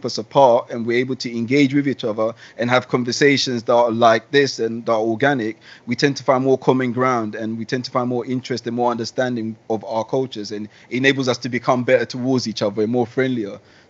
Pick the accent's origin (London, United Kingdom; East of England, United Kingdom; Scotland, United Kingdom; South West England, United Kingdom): London, United Kingdom; also born or lived in Ghana / Sweden; I was born in Ghana, for instance, and then I moved to Sweden, where I was the only black kid. Then I moved to bang in the middle of London, where there was only one white kid in my class.